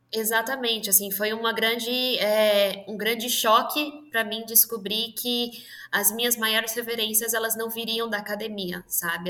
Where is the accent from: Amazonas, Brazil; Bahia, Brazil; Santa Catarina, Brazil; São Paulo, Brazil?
São Paulo, Brazil; eu sou de São Paulo, nascida e criada aqui nessa terra de selva de pedra